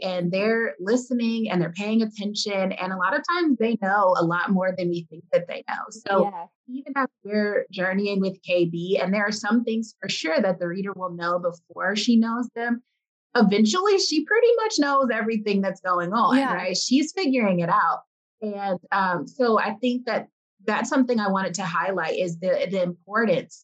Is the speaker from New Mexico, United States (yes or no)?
no; Detroit, Michigan, United States; I'm from Detroit